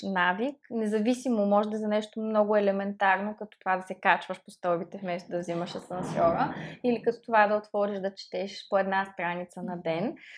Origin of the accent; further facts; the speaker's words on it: Plovdiv, Plovdiv Province, Bulgaria; Аз като пловдивчанка